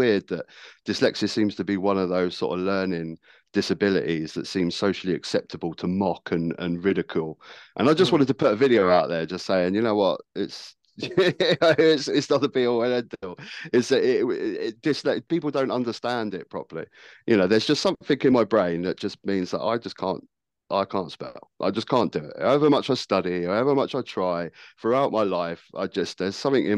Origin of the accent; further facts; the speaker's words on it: Worthing, South East England, United Kingdom; also born or lived in Brighton; I grew up in Worthing, which is the town next to me in Brighton here